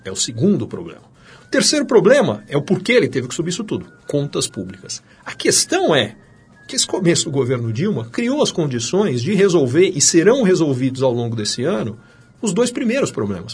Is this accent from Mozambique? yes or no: no; Brazil; moved away as an adult; eu sou brasileiro